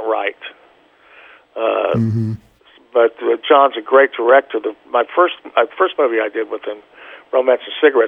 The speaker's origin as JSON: {"language": "English", "region": "Oklahoma", "country": "United States", "also_born_or_lived": "Boston / New York / California", "moved": "yes", "said": "I'm still, when I play drums, I'm still an Okie"}